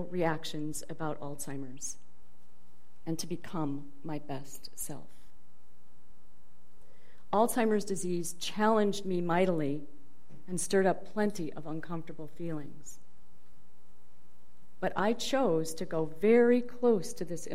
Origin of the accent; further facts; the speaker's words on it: Dubuque, Iowa, United States; moved away; also born or lived in Boston; my hometown of Dubuque, Iowa